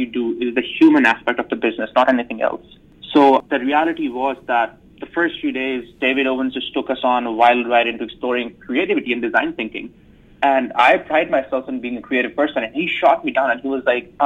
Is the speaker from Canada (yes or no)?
no; Islamabad, Islamabad Capital Territory, Pakistan; moved away as an adult; also born or lived in United States; now in Rochester, United States; I'm originally from Islamabad, Pakistan. I was born and raised in Pakistan, and I came to the U.S. in 2015